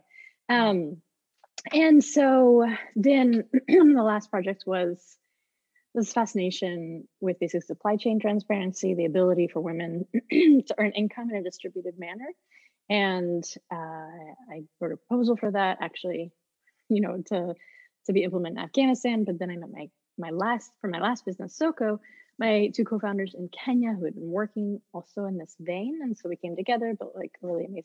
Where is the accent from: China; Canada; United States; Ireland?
United States; Houston, Texas; moved away as an adult; also born or lived in Netherlands; I grew up in Houston, Texas